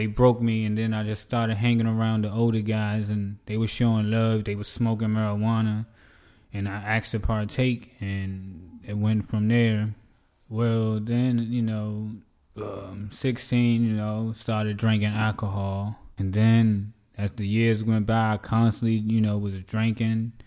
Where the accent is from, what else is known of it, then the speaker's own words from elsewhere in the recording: D.C., Maryland area, United States; also born or lived in Virginia; I'm originally from Virginia, but I grew up in the D.C., Maryland area